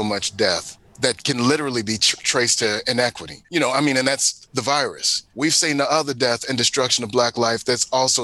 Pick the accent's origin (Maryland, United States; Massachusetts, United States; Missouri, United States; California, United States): Missouri, United States; St. Louis; now in Philadelphia, United States; the Missouri History Museum did in my hometown